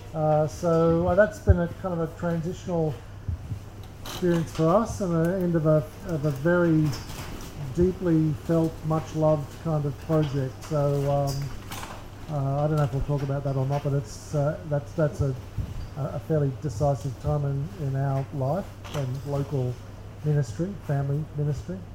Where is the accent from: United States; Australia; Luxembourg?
Australia; Sydney, New South Wales; I'm from Sydney